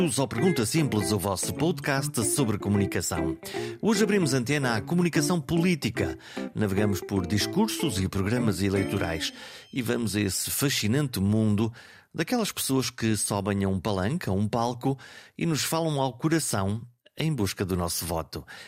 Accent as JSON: {"language": "Portuguese", "town": "Caminha", "region": "Norte", "country": "Portugal", "tie": "born or raised there", "said": "Caminha, a minha terra, lá no Norte"}